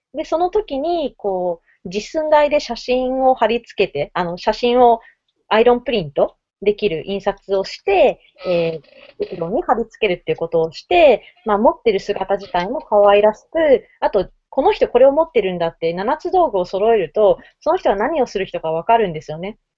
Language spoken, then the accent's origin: Japanese; Fukuoka, Japan; now in Tokyo, Japan; 私、福岡出身ですけど